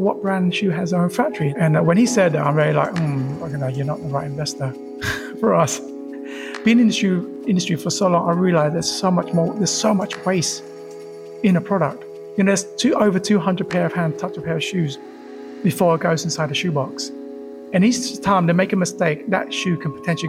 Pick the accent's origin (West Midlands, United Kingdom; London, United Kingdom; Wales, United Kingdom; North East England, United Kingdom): London, United Kingdom; English is a second language; also born or lived in tropical island (birthplace, unnamed); most of my life so far, I grew up in UK